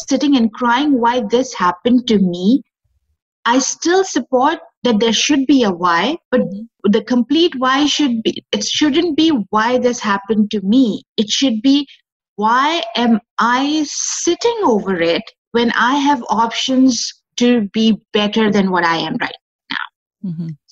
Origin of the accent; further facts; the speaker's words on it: Pakistan; I am from Pakistan